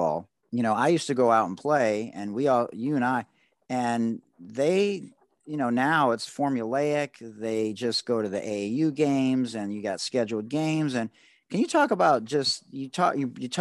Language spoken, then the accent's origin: English; Detroit, Michigan, United States; I was the only white guy on my basketball team as a senior. I would say sort of inner city Detroit